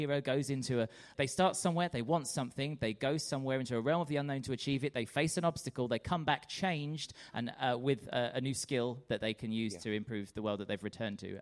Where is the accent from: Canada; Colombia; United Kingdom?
United Kingdom; we're British